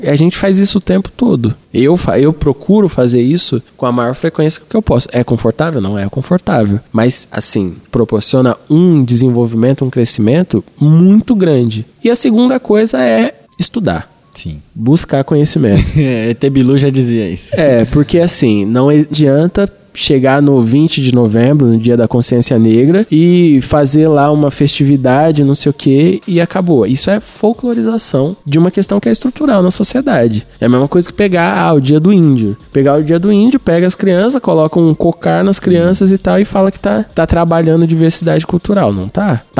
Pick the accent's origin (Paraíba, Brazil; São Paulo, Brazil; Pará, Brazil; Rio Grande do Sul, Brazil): São Paulo, Brazil; temos uma origem social muito parecida. Eu sou do Capão, você é ali de perto do Grajaú.